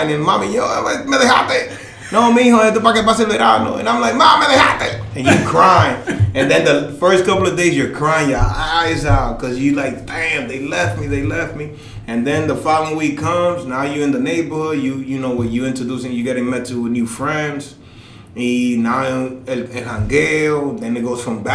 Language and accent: English; United States; also born or lived in Dominican Republic; I was born in the States